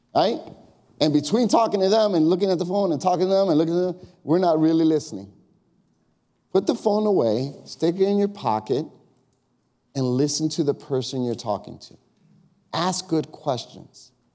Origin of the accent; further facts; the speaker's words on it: Chicago, Illinois, United States; now in Long Grove, United States; I grew up in Chicago. The hood for me was the neighborhood I grew up. It was called Austin. And on the west side